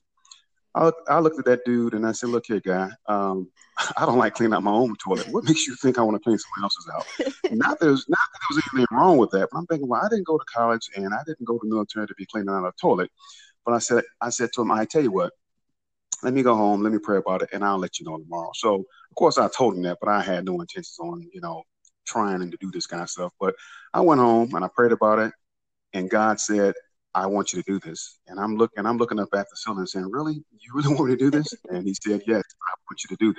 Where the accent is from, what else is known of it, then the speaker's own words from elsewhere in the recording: Detroit, Michigan, United States; I was born and raised in Detroit, Michigan